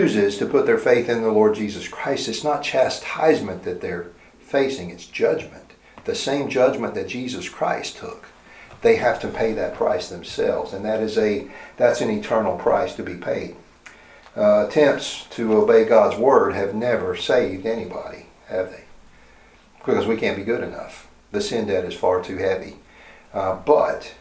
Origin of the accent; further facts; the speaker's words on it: the South, United States; I grew up in the South